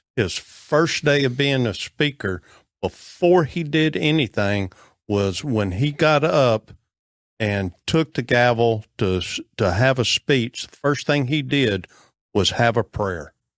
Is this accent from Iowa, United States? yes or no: no; Texas, United States; I'm an American. I'm also a Texan